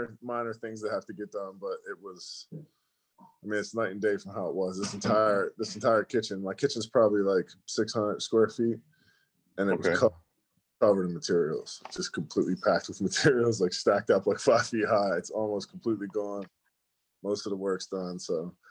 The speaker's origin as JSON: {"language": "English", "town": "Chester", "region": "Pennsylvania", "country": "United States", "tie": "born or raised there", "also_born_or_lived": "Upper Darby, Pennsylvania", "said": "I grew up in like Upper Darby area. Well, actually I grew up in Chester first."}